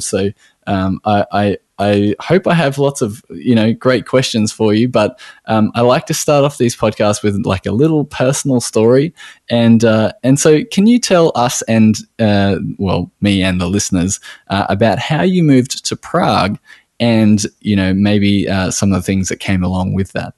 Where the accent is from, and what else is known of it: Australia